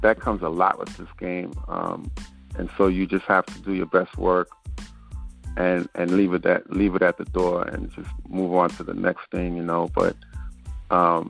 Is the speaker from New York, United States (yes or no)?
yes; New York City, New York, United States; I grew up in Brooklyn, you know what I mean? And I say that because, you know, when you grow up there and you're born and raised, you have a different accent that you speak from